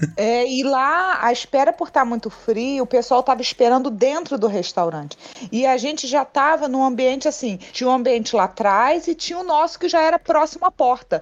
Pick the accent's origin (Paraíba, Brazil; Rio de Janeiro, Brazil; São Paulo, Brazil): Rio de Janeiro, Brazil; eu sou carioca